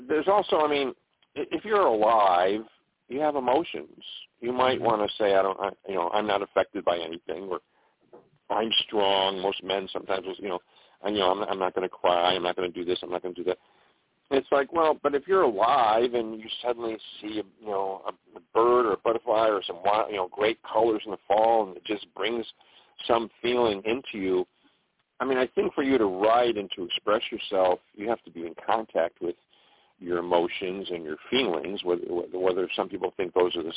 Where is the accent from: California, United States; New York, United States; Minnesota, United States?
New York, United States; Buffalo; growing up in Buffalo, New York